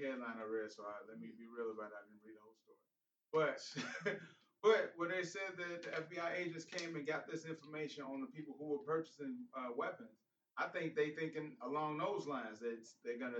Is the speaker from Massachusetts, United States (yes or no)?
no; Chicago, Illinois, United States; moved away; I'm from Chicago.